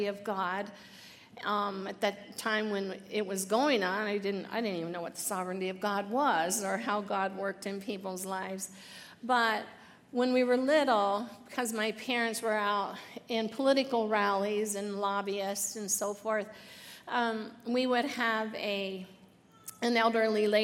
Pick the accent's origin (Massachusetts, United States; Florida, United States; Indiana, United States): Indiana, United States; Muncie; I was born in Muncie, Indiana, and I came from a family of seven kids